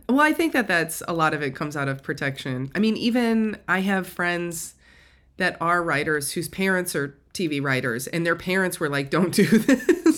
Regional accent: an hour outside Chicago, Indiana, United States; I grew up an hour outside of Chicago, but in, inside of Indiana

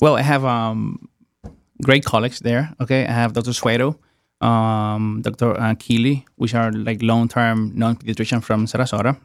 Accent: Dominican Republic; moved away as an adult; also born or lived in New York / Amory, Mississippi; now in United States; I was born in Dominican Republic, um, and that's where I went for medical school

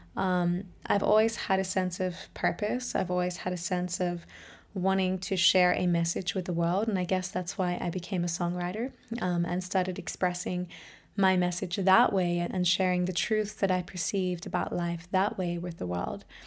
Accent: Australia; now in Germany; I'm an Australian singer, musician, voice trainer, and empowerment coach.

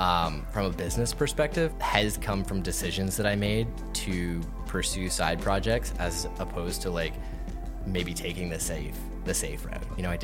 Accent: Waterloo, Ontario, Canada; moved away as an adult; now in Toronto, Canada; Waterloo. So Waterloo. Just outside of, you know, an hour and a half away from Toronto.

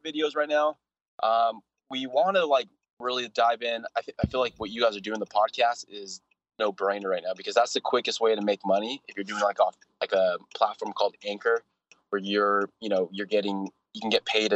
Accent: Southern California, United States; when I grew up in Southern California

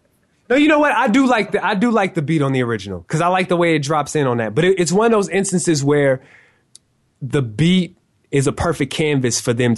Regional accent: the South, United States; we're from the South. We have, you know, a East Coast underground influence

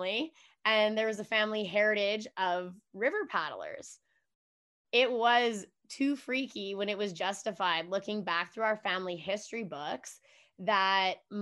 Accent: Edmonton, Alberta, Canada; I am born and raised in Edmonton, Alberta

